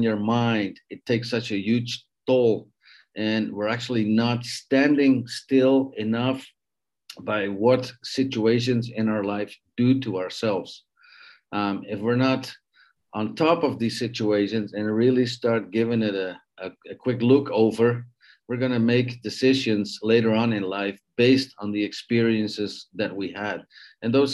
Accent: Netherlands; also born or lived in Canada; now in Mexico; I'm a Dutch Canadian living in Mexico, meaning I was born in the Netherlands, and at a certain age, I left the Netherlands to go find fame and fortune in other places in the world

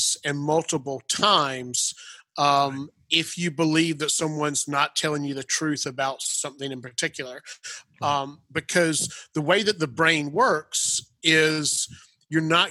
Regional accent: Clemson, Pendleton, South Carolina area, United States; moved away as an adult; also born or lived in Atlanta, Georgia; when I moved to Atlanta from the Clemson, Pendleton, South Carolina area

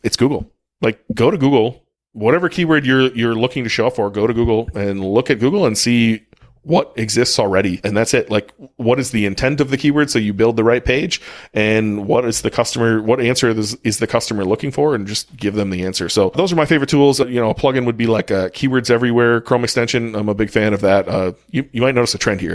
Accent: United States; I'm American.

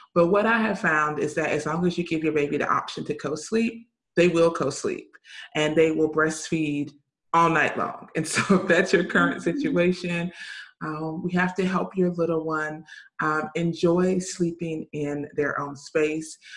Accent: the South, United States; I grew up in the South

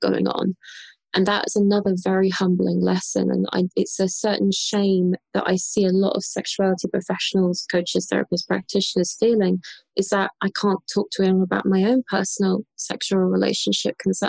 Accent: London, United Kingdom; And so I'm British. I grew up in London.

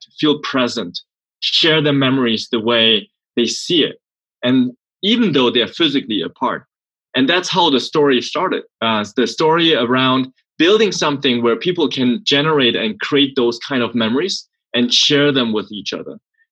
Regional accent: Germany; accent: German; English is a second language; moved away as an adult; also born or lived in Sweden / Silicon Valley, United States; now in United States; I grew up in Germany. That's why the weird German accent.

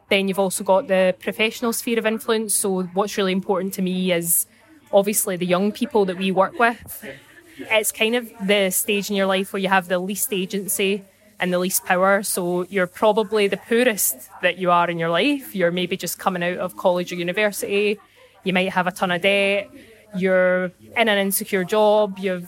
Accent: Clydebank, Scotland, United Kingdom; I'm from Clydebank, just outside Glasgow. So it's really exciting to be part of COP26 in my hometown.

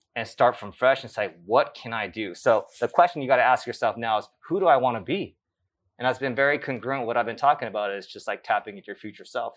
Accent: Los Angeles, California, United States; also born or lived in Japan; growing up in the South Bay of L

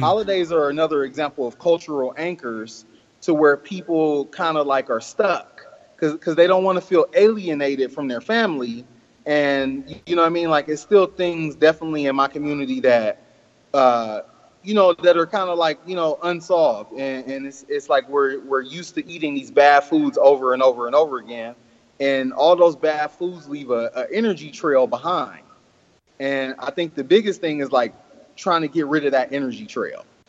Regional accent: Oakland, California, United States; I was born and raised in Oakland, uh-huh. California

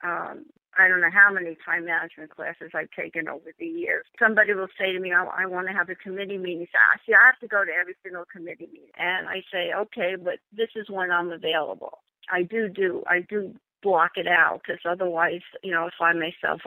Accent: New York, United States; also born or lived in Los Angeles / Temecula; now in Riverside, United States; I moved from California, from New York to L.A.

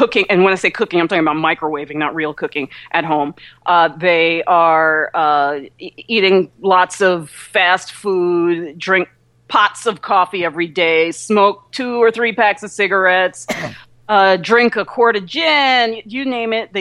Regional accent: New York area, United States; also born or lived in New Jersey; I'm from the New York area, too, and lived in New Jersey for a number of years

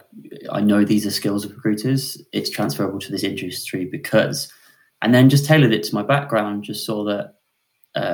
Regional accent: Weymouth, South West England, United Kingdom; now in Tunbridge Wells, United Kingdom; I'm from sunny Weymouth, which is a seaside town in Dorset

